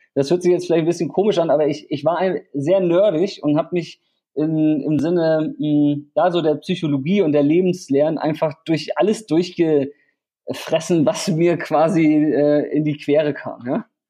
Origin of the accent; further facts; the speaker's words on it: Hamburg, Germany; also born or lived in Vietnam; ich komme aus Hamburg und lebe 50-50 in Hamburg und Vietnam